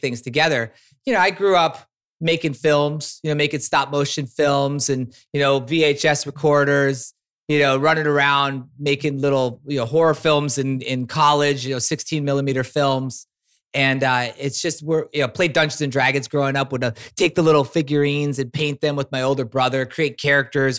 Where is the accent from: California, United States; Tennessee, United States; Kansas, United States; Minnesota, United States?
Minnesota, United States; Minneapolis; moved away as an adult; also born or lived in San Francisco / Humboldt; I was a kid from Minneapolis, born and raised